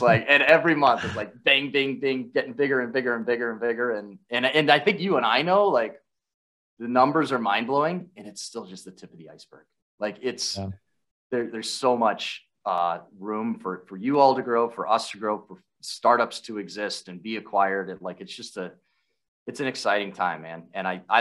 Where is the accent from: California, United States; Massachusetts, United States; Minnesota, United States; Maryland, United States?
Minnesota, United States; Minneapolis; my hometown of Minneapolis